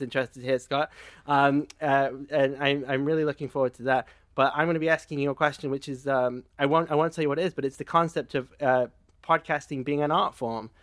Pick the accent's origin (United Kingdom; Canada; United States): United Kingdom; England; I'm, I'm English